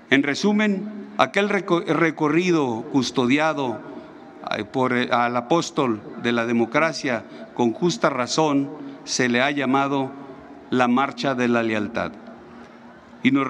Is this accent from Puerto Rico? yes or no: no; Mexico